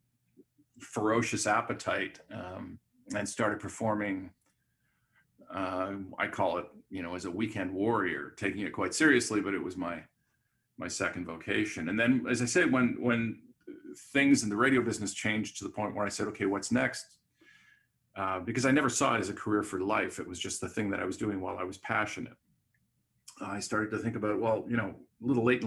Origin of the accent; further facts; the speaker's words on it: Montreal, Quebec, Canada; moved away; also born or lived in Vancouver; I grew up in Montreal